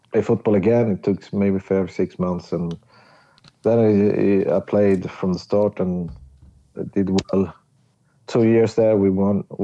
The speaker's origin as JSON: {"language": "English", "town": "Stockholm", "region": "Stockholm County", "country": "Sweden", "second_language": "English", "said": "But I was not from Skåne. Mm. You were from Stockholm. Stockholm and, yeah."}